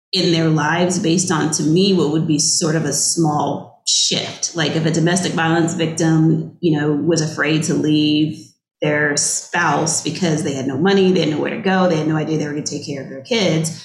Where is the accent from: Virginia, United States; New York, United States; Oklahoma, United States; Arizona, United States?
Virginia, United States; I'm from Virginia, so I got to live at home for free, obviously